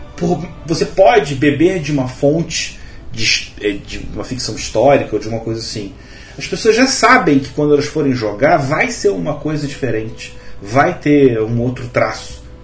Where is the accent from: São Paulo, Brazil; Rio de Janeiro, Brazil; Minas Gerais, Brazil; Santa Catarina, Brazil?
Rio de Janeiro, Brazil; eu sou carioca, mas eu tenho uma avó baiana, eu cresci ouvindo histórias